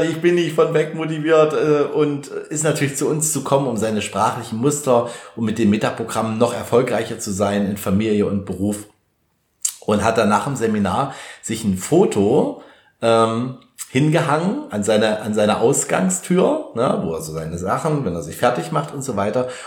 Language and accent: German; Germany; ich sage mal, bei uns in Deutschland, in unserem Kulturkreis, sind halt viele von weg motiviert